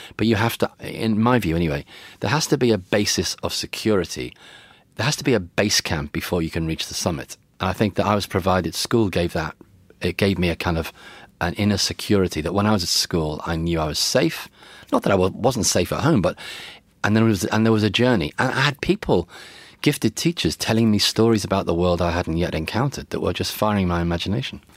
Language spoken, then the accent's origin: English; Liverpool, North West England, United Kingdom; growing up in Liverpool